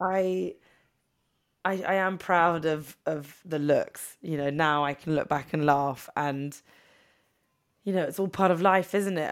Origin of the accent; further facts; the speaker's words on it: England, United Kingdom; moved away as an adult; also born or lived in New York; we would hang out in New York as English people, not knowing anyone